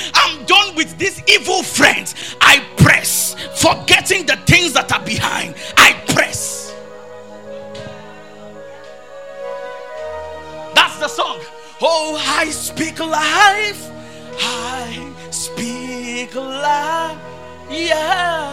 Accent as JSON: {"language": "English", "town": "Akure", "region": "Ondo", "country": "Nigeria", "said": "I came from Akure"}